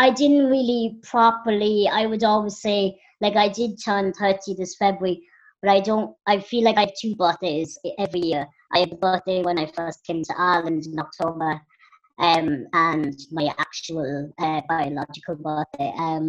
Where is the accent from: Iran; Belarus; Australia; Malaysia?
Belarus; Minsk; born there; I was born in Minsk in Belarus, which is in Russia